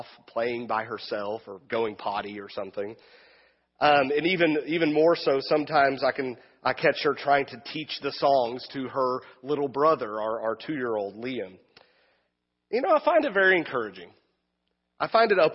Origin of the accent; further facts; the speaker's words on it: Wichita Falls, Texas, United States; now in Wichita, United States; my hometown of Wichita Falls, Texas, about 4.5 hour drive straight south from here, the other Wichita